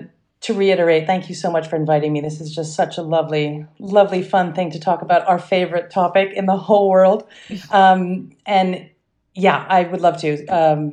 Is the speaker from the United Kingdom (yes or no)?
yes; England, United Kingdom; accent: mixed mid-Atlantic; And I actually grew up in England, despite my mixed mid-Atlantic accent. I grew up in England and went to American school.